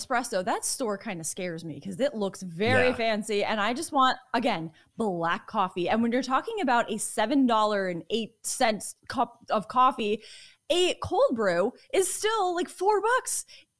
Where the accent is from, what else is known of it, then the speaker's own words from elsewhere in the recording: Connecticut, United States; I was born and raised in Connecticut. So I feel like this is a very important day for the state of Connecticut